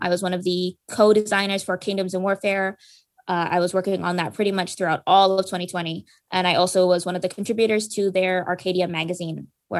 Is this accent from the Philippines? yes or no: yes; Philippines; I'm Filipino myself, and so it was super fun getting to research into Filipino culture and mythology